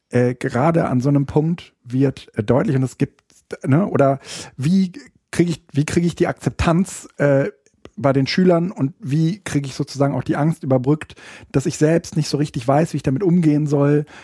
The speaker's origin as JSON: {"language": "German", "region": "Berlin", "country": "Germany", "said": "Ich Ach, bin ja, Berliner."}